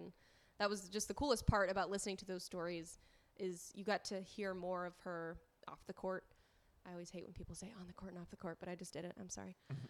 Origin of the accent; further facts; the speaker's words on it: Knoxville, Tennessee, United States; I'm born and raised in Knoxville. I went to school with her son, Tyler.